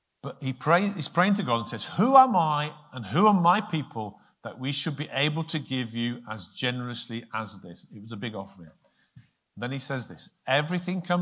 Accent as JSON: {"language": "English", "country": "United Kingdom", "said": "as British people, I know we're not all British in here, but as British people"}